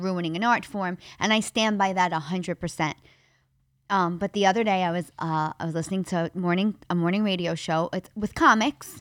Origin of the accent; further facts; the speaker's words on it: New York City, New York, United States; I grew up in the Bronx